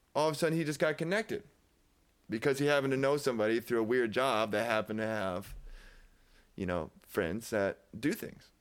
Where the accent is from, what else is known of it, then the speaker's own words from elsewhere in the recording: Davenport, Iowa, United States; I was from Davenport